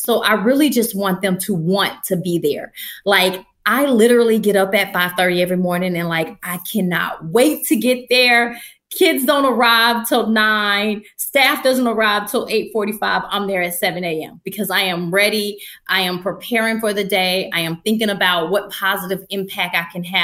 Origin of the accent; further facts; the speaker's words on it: Atlanta, Georgia, United States; moved away as an adult; also born or lived in Delaware; at home where I was born and raised